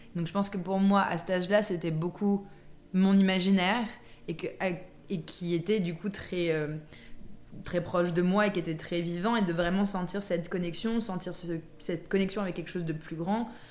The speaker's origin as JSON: {"language": "French", "town": "Versailles", "region": "Île-de-France", "country": "France", "tie": "born or raised there", "said": "j'ai grandi à Versailles"}